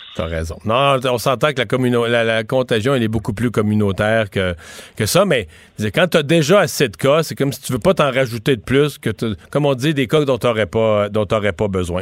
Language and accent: French; Quebec, Canada